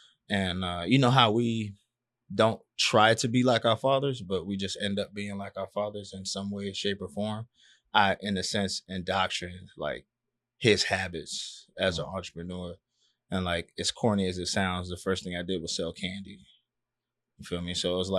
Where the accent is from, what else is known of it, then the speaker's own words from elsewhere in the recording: Miami Gardens, Florida, United States; Yeah, I'm from Carroll City.